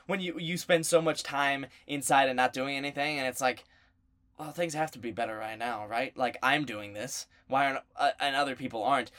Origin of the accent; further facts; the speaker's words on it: the South, United States; we're from the South.